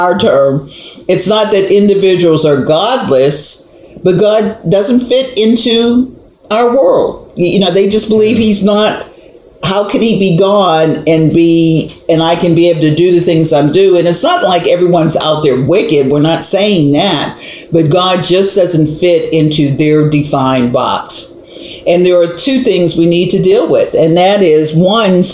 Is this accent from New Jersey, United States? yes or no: no; Pittsburgh, Pennsylvania, United States; growing up in Hazelwood in Pittsburgh, Pennsylvania